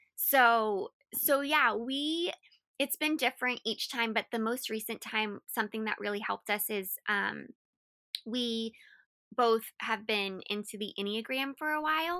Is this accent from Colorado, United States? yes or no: yes; Colorado Springs, Colorado, United States; moved away as an adult; also born or lived in Florida; I had grown up and was raised in Colorado my whole life